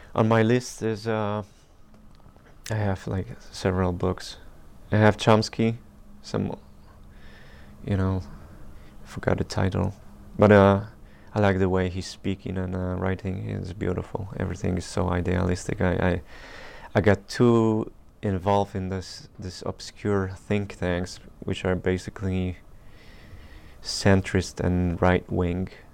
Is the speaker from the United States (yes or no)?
no; Poland; we're from Poland